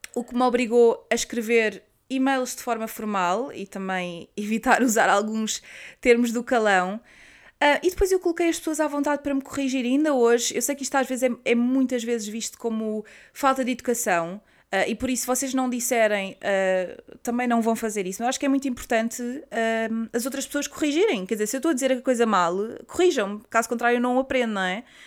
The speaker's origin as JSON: {"language": "Portuguese", "country": "Portugal", "also_born_or_lived": "Netherlands", "moved": "as an adult", "lives_now": "United Kingdom", "said": "eu quero ficar em Portugal"}